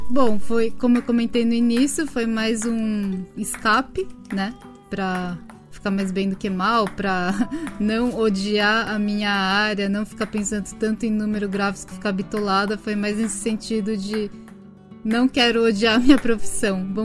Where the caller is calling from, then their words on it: Tokyo, Japan; Tóquio, Japão.